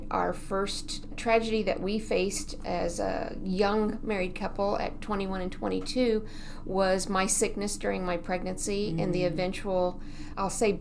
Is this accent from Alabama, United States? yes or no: no; San Francisco Bay Area, California, United States; born or raised there; moved away as an adult; now in Oklahoma City, United States